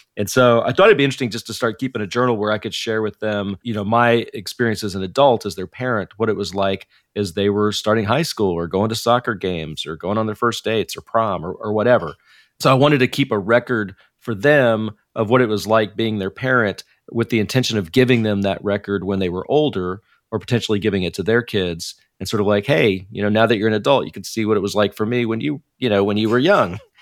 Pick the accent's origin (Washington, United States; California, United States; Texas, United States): Texas, United States; Dallas; moved away as an adult; now in Silicon Valley, United States; I grew up in Dallas, Texas